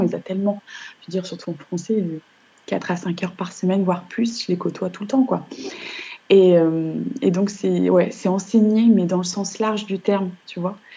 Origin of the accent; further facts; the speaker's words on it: northern France, France; moved away as an adult; also born or lived in Nice / Lyon academy area; je suis née dans le Nord. Donc, j'ai passé toutes mes études dans le Nord de la France